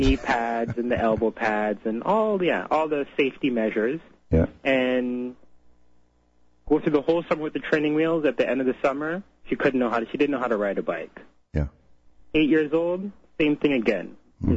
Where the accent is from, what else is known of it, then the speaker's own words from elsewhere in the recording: Canada; also born or lived in Trinidad; born here in Canada